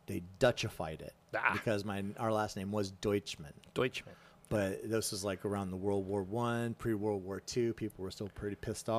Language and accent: English; the South, United States; Did you know when I was growing up in the South? Okay, so I grew up